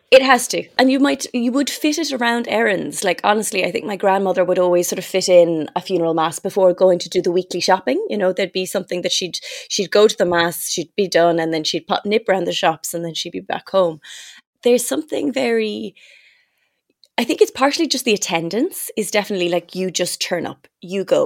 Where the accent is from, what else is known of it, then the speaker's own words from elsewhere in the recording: Ireland; moved away; growing up in Ireland with, with that faith